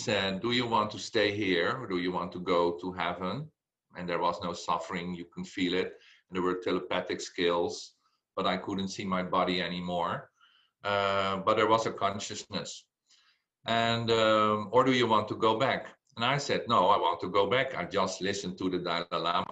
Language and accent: English; Belgium; I said, Belgium